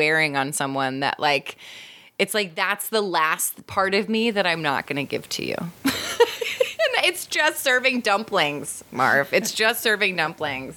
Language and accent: English; New York City, New York, United States; as a New Yorker